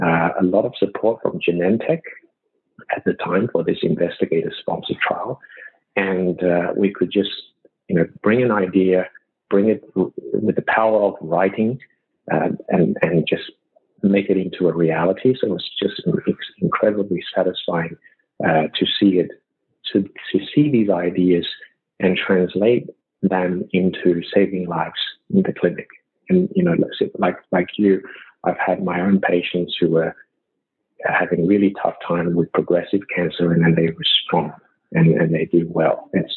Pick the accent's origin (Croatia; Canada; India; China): China; Shanghai; born there; also born or lived in Australia; because of my background coming from Australia, I was born in China, in Shanghai, I speak the language. So as a Chinese Australian